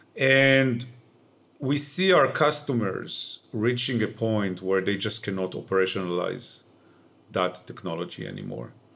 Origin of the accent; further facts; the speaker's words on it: Israel; moved away; I grew up in Israel, uh, which you might be able to hear from my accent.